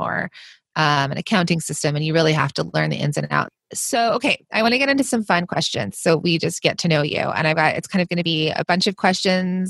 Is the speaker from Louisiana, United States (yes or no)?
no; Los Angeles, California, United States; also born or lived in New York / New Jersey; I'm from Los Angeles, and I go between Los Angeles and the East Coast, like New York and New Jersey